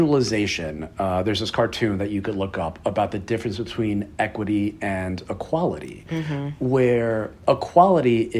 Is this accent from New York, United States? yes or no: yes; New York City, New York, United States; I'm proudly from Queens, New York, which is a remarkably diverse area